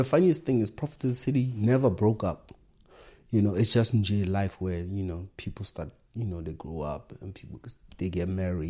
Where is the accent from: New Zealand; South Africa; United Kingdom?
South Africa; Back then, as a South African rapper, imagine people were like, oh, Lama American.